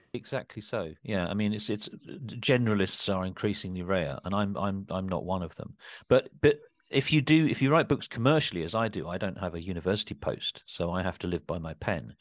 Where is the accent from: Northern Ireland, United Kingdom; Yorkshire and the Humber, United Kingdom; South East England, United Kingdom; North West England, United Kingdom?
South East England, United Kingdom; Kent; I grew up in Kent